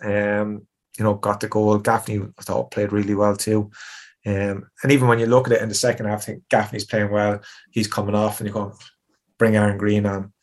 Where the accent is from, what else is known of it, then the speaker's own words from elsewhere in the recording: Tipperary, Munster, Ireland; I'm not a Cork man. I'm from Tipperary